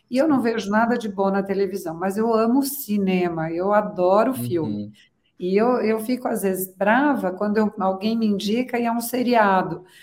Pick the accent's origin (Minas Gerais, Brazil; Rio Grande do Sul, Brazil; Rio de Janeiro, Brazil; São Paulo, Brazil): São Paulo, Brazil; moved away as an adult; also born or lived in Florence, Italy; estou em São uhum. Paulo, então é a minha cidade de origem